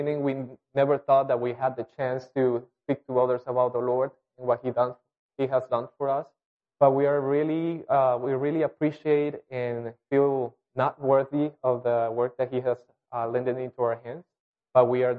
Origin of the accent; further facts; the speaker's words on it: Colombia; English is a second language; moved away as an adult; We were all born and raised in Colombia